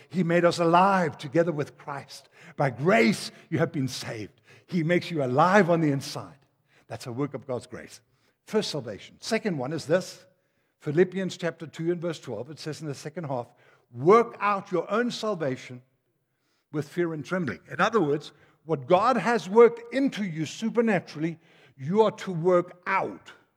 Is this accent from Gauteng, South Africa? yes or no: no; Durban, KwaZulu-Natal, South Africa; also born or lived in Denmark; I come from Durban